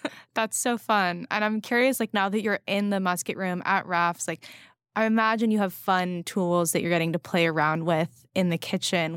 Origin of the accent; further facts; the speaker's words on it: West Coast, United States; now in New York, United States; I grew up on the West Coast